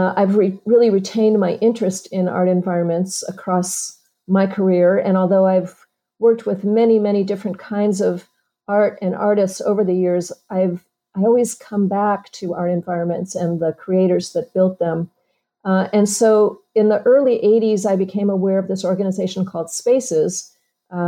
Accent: Chicago, Illinois, United States; moved away; also born or lived in Wisconsin / Los Angeles; I was born in Chicago

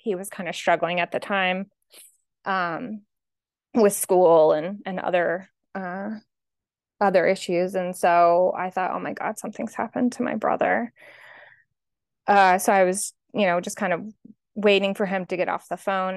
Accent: Atlantic City, New Jersey, United States; now in Boston, United States; I'm originally from Atlantic City, New Jersey. That's where I grew up, outside of Atlantic City, New Jersey

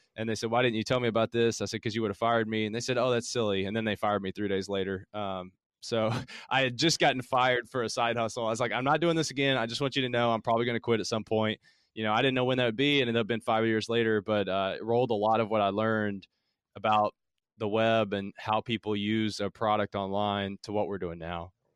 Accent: Middlesboro, Kentucky, United States; accent: Southern; also born or lived in Harlan County, Kentucky; now in Louisville, United States; I grew up, I'm from Kentucky, and I grew up in Appalachia down in southeastern Kentucky. It's in the Cumberland Gap, so I was born in Harlan County, grew up in Bell County, it's Middlesbrough was the city

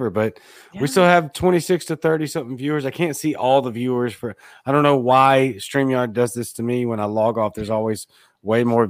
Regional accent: Baton Rouge, Louisiana, United States; now in Jackson, United States; I live in Mississippi. I'm in Jackson. I'm from Baton Rouge, Louisiana

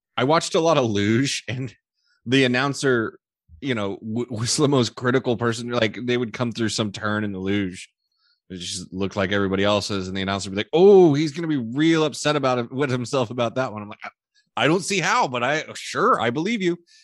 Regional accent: Houston, Texas, United States; my hometown team

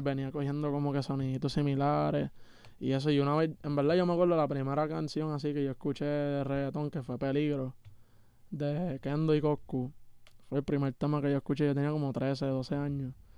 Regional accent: Puerto Rico; yo soy de PR y estoy aquí en Canadá

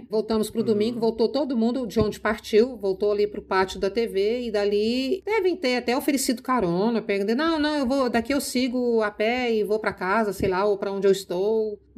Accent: Minas Gerais, Brazil; born there; Aí ele falou, é Minas. Eu falei, nossa, eu nasci em Minas.

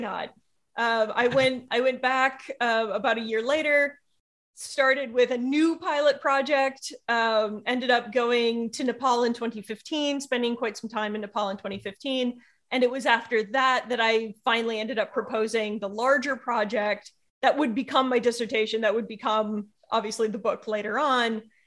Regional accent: United States; being an American

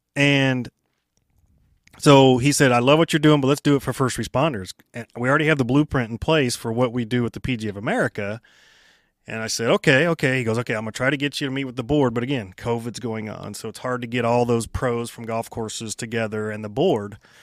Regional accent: Kansas City, Kansas, United States; I grew up there

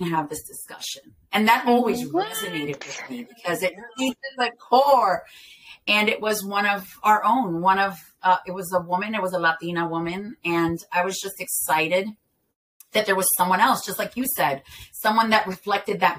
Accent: Ponce, Puerto Rico; also born or lived in Delaware / Philadelphia; Okay, so I eh, was born in Delaware here, and um, uh, I moved to Philadelphia eh, at, at the age of eight. I believe, six or eight, something like that. And then um, at the age of 13, I moved to Ponce, Puerto Rico.

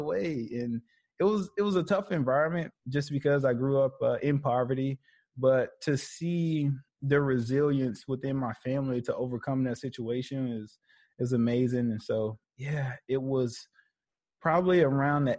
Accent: Birmingham, Alabama, United States; I was born in Birmingham, Alabama. I went to high school at West End

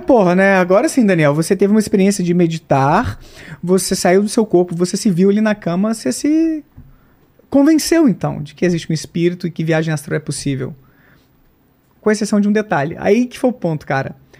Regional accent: Bom Despacho, Minas Gerais, Brazil; Bom Despacho, minha terra natal, interior de Minas

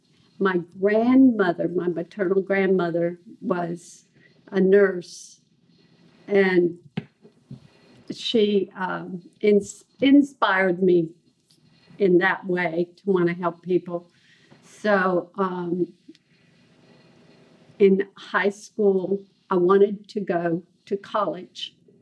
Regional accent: Ohio, United States; born or raised there; also born or lived in Kentucky; now in Texas, United States

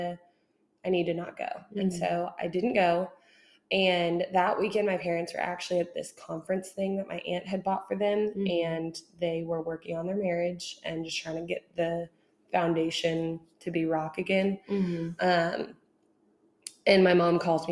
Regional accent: Houston, Texas, United States; I grew up in Houston

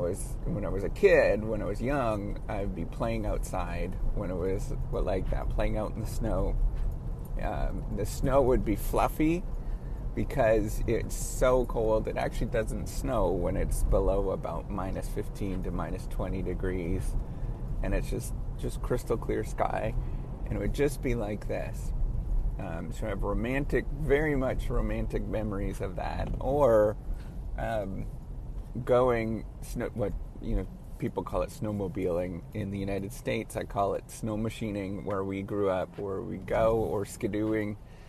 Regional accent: Northern Ontario, Canada; I grew up in Northern Ontario and in Northern Canada

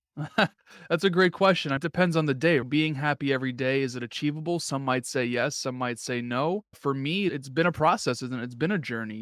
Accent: New York, United States; I'm from New York

